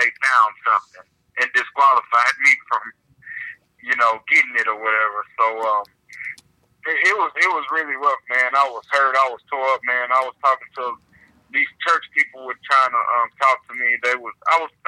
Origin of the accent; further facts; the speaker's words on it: Houston, Texas, United States; also born or lived in Conroe, Texas / Austin, Texas; I was born in Houston, raised in Houston. Lived in Conroe for a little bit, but I finished high school in Austin